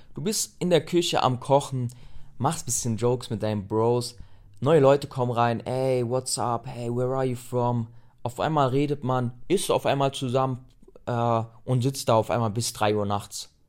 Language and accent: German; Germany; Wenn du aus Deutschland kamst